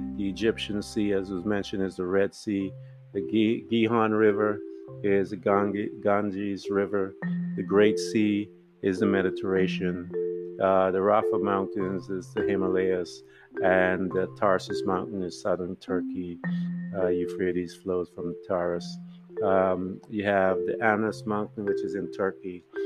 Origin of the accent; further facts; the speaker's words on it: Guyana; being from British Guiana